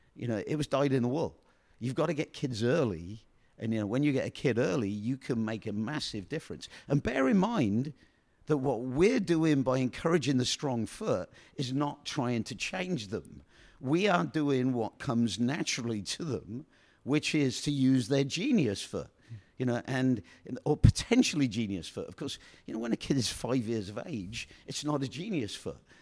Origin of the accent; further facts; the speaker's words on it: Oxford, South East England, United Kingdom; moved away; I come from Oxford, England, you know, and, and I was born up, brought up in a boarding house